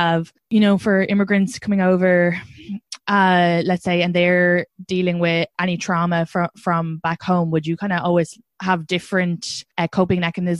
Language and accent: English; Ireland; moved away as an adult; now in United States; as an Irish immigrant